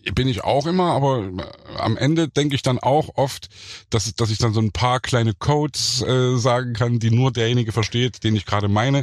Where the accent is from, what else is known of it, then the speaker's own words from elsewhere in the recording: Leipzig, Saxony, Germany; ich bin ja im Thomaner Chor groß geworden